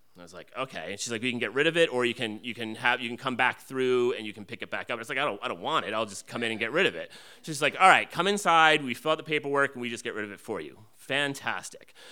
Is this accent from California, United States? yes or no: no; New Jersey, United States; I grew up in New Jersey